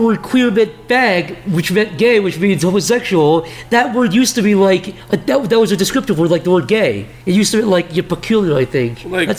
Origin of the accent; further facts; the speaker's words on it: Midwest, United States; I grew up in the Midwest.